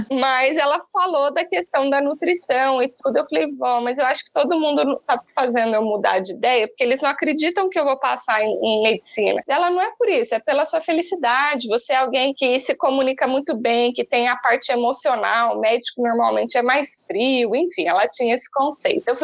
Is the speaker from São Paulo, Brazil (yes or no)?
yes; São Paulo, Brazil; born there; accent: mixed; also born or lived in Alfenas, Brazil; nasci no interior de São Paulo, mas eu fiz a faculdade na Federal de Alfenas, em Minas Gerais. Então, o sotaquezinho que vocês vão ver aqui hoje é meio que um ajuntado de, de lugares que já morei aí em mais de, de 15 cidades.